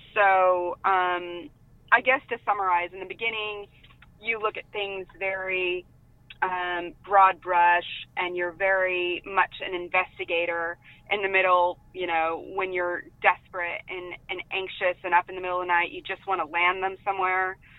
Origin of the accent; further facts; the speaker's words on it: San Diego, California, United States; I'm from San Diego, California.